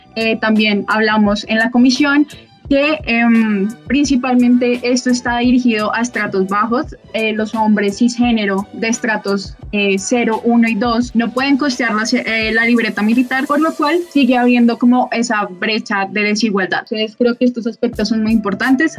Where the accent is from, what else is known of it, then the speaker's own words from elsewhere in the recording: Bogotá, Colombia; yo soy de Bogotá